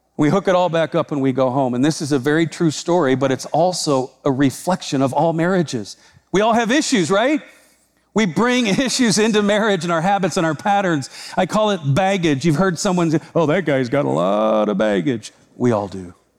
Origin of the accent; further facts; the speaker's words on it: Iowa, United States; I'm from Iowa.